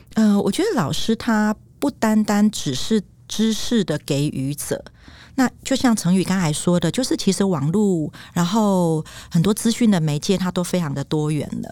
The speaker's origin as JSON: {"language": "Chinese", "country": "Taiwan", "said": "我自己就是曾经在学校讲台语，然后被罚五块钱。哦，然后我还有挂上狗牌哦，就说我不爱说台语"}